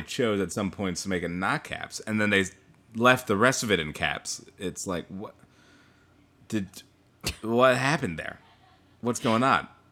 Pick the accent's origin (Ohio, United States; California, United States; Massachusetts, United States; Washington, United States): Washington, United States; Bothell; closer to my hometown around the Bothell